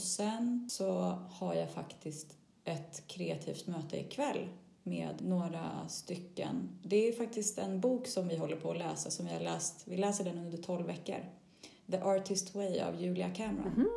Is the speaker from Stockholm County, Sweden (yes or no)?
yes; Stockholm, Stockholm County, Sweden; moved away as an adult; now in Greece; jag inte kände att jag levde 100% lyckligt och fullt hemma i Sverige, i Stockholm